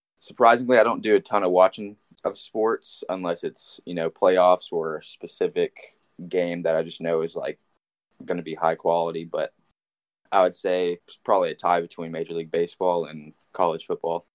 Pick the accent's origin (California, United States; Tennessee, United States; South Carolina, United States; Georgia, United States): Tennessee, United States; Nashville; born and raised in Nashville